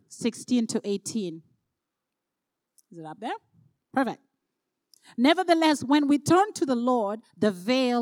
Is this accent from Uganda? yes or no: yes; Uganda; now in Canada; I'm originally from Uganda